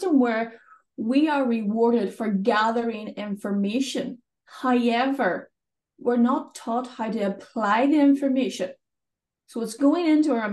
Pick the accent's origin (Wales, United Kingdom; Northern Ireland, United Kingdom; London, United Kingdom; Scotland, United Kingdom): Northern Ireland, United Kingdom; accent: Northern Irish; I live in Northern Ireland, as you may be able to tell from my accent. Sometimes it's mistaken as Scottish, but I'm definitely from the north of Ireland